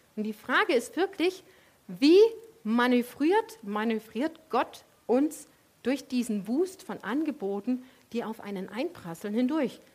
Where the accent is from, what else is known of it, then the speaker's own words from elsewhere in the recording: Leipzig, Saxony, Germany; weil ich komme ja aus dem Osten und bei uns gab es in ganz Leipzig eine Sorte Eis